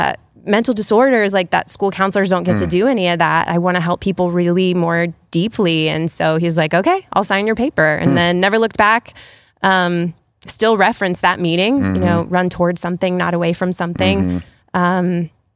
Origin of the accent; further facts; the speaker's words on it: Worthington, United States; So, well, the big piece is we're both from Worthington, born and raised